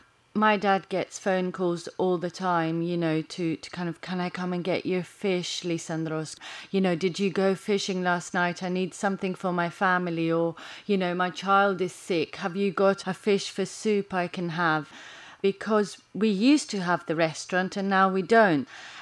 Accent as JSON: {"language": "English", "town": "Chania", "region": "Crete", "country": "Greece", "said": "I mean, I'm from Chania, which is in the northwest. Heraklio is the biggest one."}